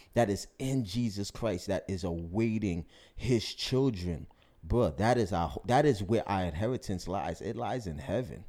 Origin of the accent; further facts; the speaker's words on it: New York City, New York, United States; me being African-American, you know, growing up in New York City